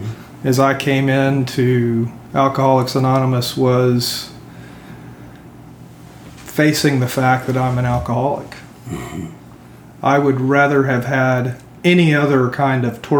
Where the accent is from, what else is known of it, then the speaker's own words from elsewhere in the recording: Euless, Texas, United States; moved away as an adult; also born or lived in Salt Lake City, Utah / California; I grew up in Euless, Texas, which was a small town in the 80s